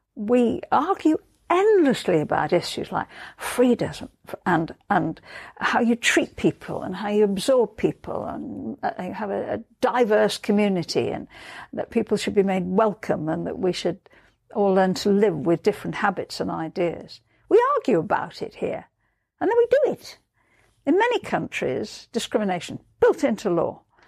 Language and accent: English; Liverpool, North West England, United Kingdom; moved away; born and brought up in Liverpool